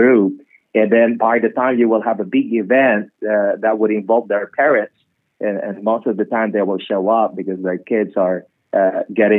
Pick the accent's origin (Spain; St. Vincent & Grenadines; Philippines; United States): Philippines; I'm from the Philippines, and we love music, we love food